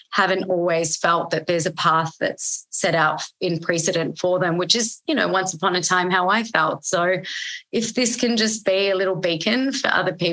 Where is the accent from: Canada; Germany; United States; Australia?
Australia; there was survivalism into growing up in Australia and anywhere that you grow up where it's not your home country or your parents' home country.